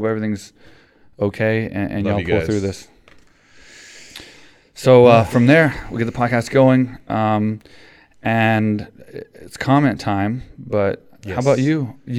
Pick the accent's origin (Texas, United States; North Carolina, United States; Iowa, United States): Texas, United States; Houston; We're from Texas. We're from Houston. We're Houston boys.